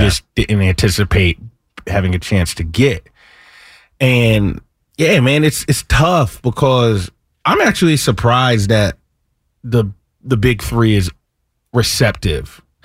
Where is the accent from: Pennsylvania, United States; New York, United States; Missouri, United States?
Pennsylvania, United States; Lower Merion; I'm from Lower Marion area.